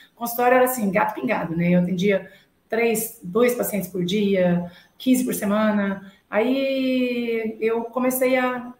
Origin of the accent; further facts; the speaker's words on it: near Uberlândia, Minas Gerais, Brazil; E eu nasci, na verdade, perto de Uberlândia, 150 quilômetros, e eu fui para Uberlândia com 13 anos